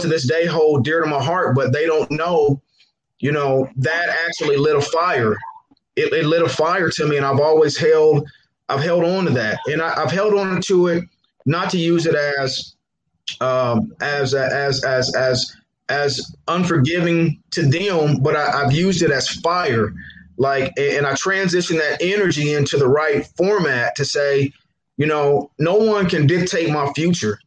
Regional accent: Muncie, Indiana, United States; I'm born and raised in Muncie, 1216 7th Street

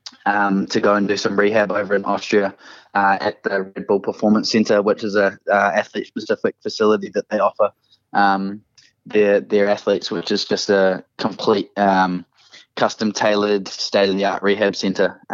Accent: New Zealand; being a Kiwi and being a New Zealander

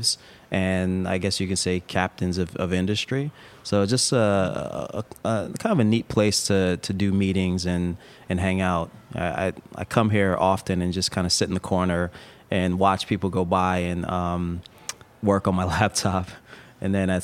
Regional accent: East Coast, United States; moved away as an adult; also born or lived in Bay Area, California; I grew up on the East Coast.

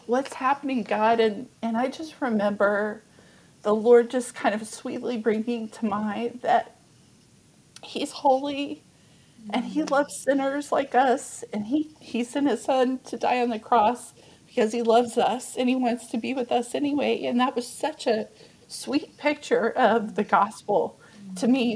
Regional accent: Amarillo, Texas, United States; born or raised there; also born or lived in Dallas, Texas

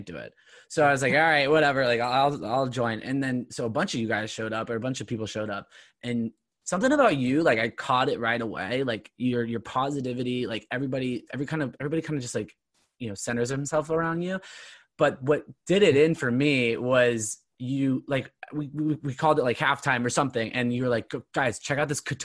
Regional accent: Southern Orange County, California, United States; we both grew up in Southern Orange County.

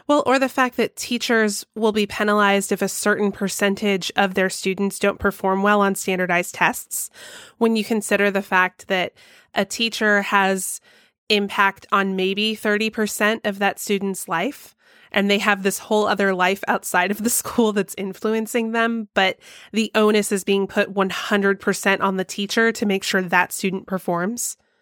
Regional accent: Georgia, United States; my home state of Georgia

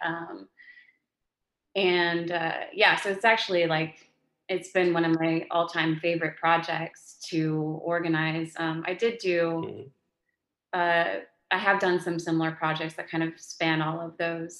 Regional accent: Texas, United States; moved away; I'm from Texas

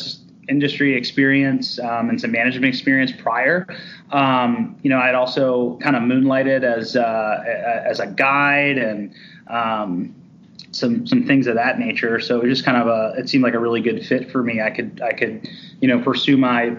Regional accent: Cleveland, Ohio, United States; I grew up in Cleveland, Ohio

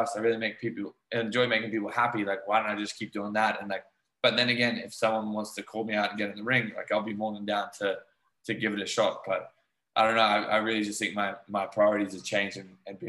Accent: Australia; moved away; also born or lived in New Zealand; I grew up in Australia where we played rugby league

